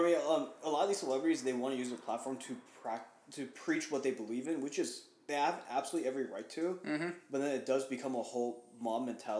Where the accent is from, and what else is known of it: United States; born or raised there; English is a second language